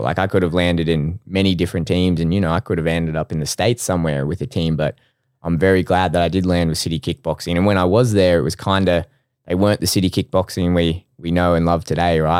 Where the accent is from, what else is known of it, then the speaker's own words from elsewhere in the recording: Brisbane, Queensland, Australia; I'm from Brisbane.